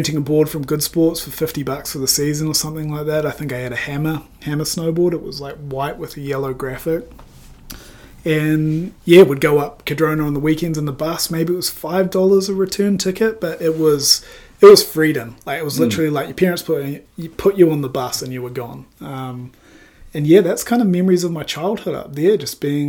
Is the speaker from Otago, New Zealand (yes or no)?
yes; Wanaka, Otago, New Zealand; also born or lived in Papua New Guinea; Originally, I was born in Papua New Guinea. That usually throws a few people off, but was born there and then moved to Wanaka at the age of six